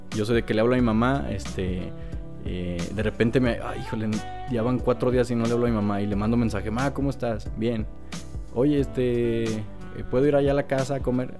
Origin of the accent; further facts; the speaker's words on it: Mexico; como buen mexicano, buen paisa yo